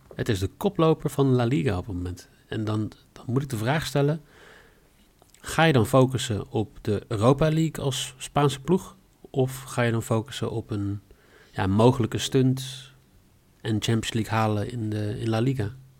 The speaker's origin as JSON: {"language": "Dutch", "country": "Netherlands", "said": "wij zouden vanavond, eh, als Nederlanders"}